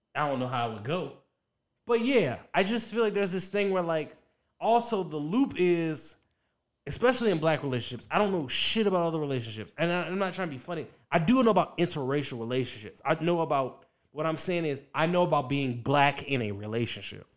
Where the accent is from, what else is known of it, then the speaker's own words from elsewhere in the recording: Richmond, Virginia, United States; moved away; also born or lived in Washington, D.C.; I'm from Virginia. I grew up in Virginia, Richmond, Virginia